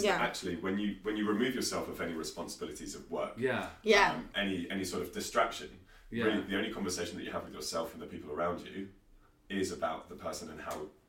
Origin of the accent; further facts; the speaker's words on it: United Kingdom; But being British